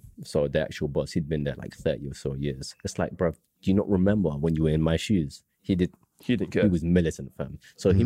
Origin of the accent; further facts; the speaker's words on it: London, United Kingdom; was born in London